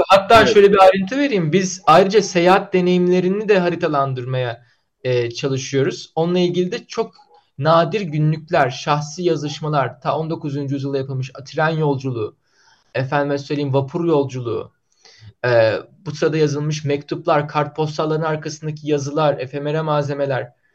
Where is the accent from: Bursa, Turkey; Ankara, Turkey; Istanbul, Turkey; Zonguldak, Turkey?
Bursa, Turkey; Benim memleketim Bursa'dır